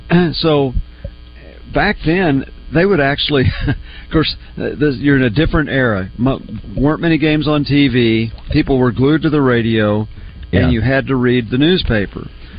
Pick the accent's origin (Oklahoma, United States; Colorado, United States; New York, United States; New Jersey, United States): Oklahoma, United States; Oklahoma City; I grew up in Oklahoma City.